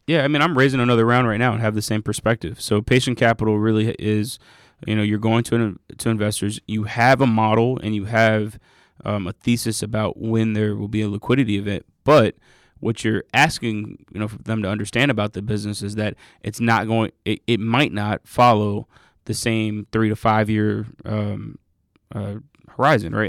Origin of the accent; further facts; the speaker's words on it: Atlanta, Georgia, United States; also born or lived in Inglewood, Los Angeles / North Carolina; I'm from Atlanta. I'm, I grew up mostly in Atlanta. I was born in L A, but grew up here.